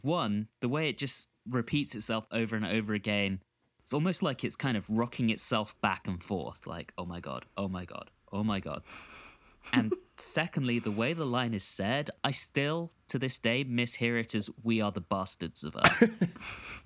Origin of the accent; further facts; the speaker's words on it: London, United Kingdom; growing up in London in the nineties and, and the two thousands